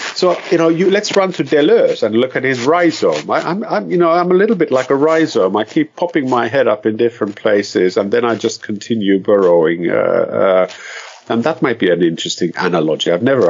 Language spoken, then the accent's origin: English; Finland; also born or lived in Brazil; I am very much a Finn. I come from Finland, but then I'm not.